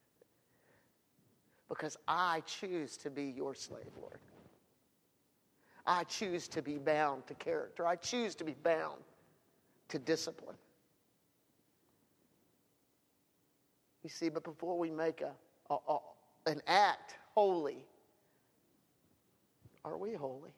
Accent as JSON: {"language": "English", "country": "United States", "said": "I'm all American. I believe in America. I am one"}